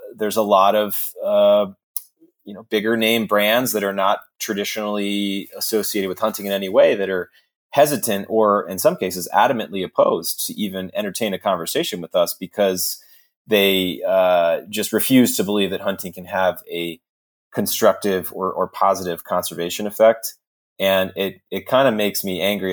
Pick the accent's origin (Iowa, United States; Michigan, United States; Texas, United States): Texas, United States; I'm a Texan